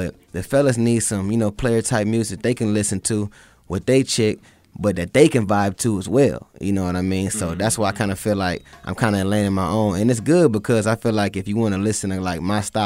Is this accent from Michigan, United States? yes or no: yes; Toledo, Michigan, United States; now in Atlanta, United States; even though I'm from Michigan and from Toledo